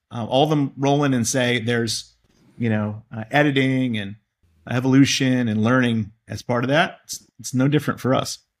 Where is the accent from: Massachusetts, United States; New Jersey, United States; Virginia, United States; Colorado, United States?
Massachusetts, United States; Boston; I grew up in Boston and I've spent my whole career here